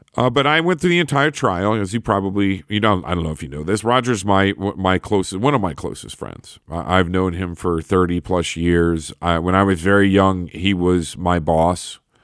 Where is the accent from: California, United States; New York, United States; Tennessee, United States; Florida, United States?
New York, United States; Buffalo; my hometown here, or in Buffalo, New York